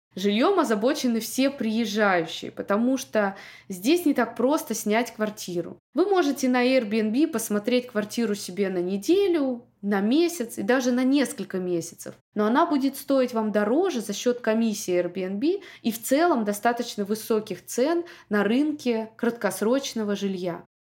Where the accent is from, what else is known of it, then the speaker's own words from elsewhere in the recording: Moscow, Russia; moved away as an adult; also born or lived in Saint Petersburg; now in Miami, United States; Я выросла в Москве